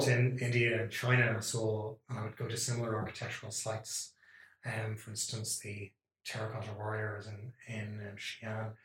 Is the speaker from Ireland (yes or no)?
yes; Dublin, Leinster, Ireland; grew up here in the what I think is the capital of the universe, Dublin, in Ireland